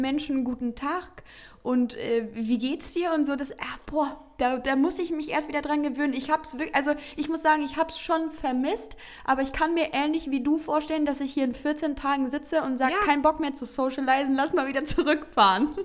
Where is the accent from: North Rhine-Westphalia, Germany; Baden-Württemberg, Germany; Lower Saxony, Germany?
North Rhine-Westphalia, Germany; Heinsberg; meine Heimat. Denn ich mhm. schicke mhm. ganz liebe Grüße ins beschauliche Heinsberg